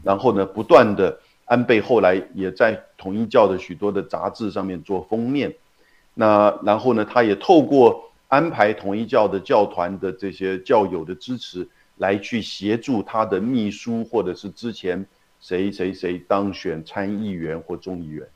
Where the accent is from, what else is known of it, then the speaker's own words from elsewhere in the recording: Taiwan; 像你我台湾人